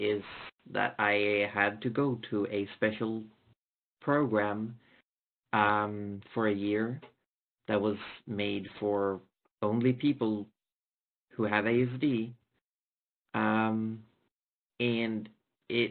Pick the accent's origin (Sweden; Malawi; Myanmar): Sweden; I'm from Sweden. I didn't fit in a regular Swedish high school